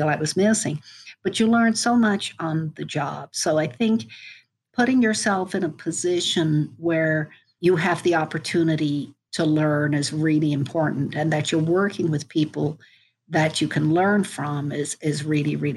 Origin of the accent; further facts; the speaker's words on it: Dublin, Leinster, Ireland; moved away as an adult; also born or lived in Frankfurt, Germany / St. Louis, United States; now in United States; I grew up in Dublin